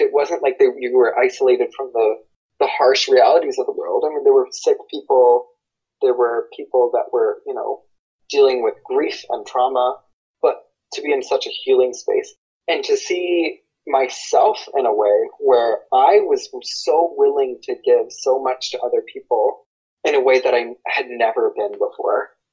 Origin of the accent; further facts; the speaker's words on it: United States; I'm white I'm American I grew up Christian